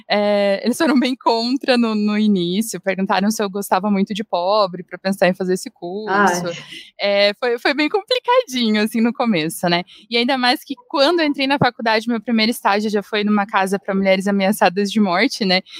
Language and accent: Portuguese; Londrina, Paraná, Brazil; moved away as an adult; also born or lived in Manaus; now in Curitiba, Brazil; Mas a maior parte da minha vida eu morei em Londrina. Eu acabei me mudando aqui para Curitiba porque eu queria tentar mestrado.